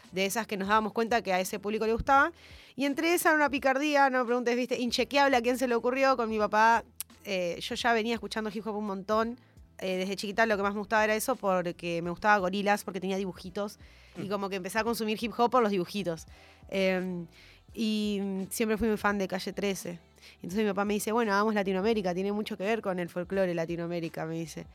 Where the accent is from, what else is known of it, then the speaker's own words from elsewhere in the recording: Ushuaia, Tierra del Fuego, Argentina; moved away as an adult; also born or lived in Formosa / Corrientes; now in Buenos Aires, Argentina; yo sí nací en Formosa y mm, muy chiquitita me llevaron al sur. Entonces yo siempre digo que soy Ushuaia porque de Formosa no conozco nada.